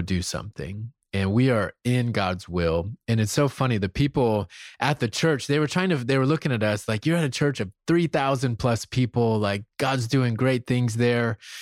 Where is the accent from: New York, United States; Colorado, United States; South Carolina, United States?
South Carolina, United States; moved away; I'm from South Carolina. I'm from the real South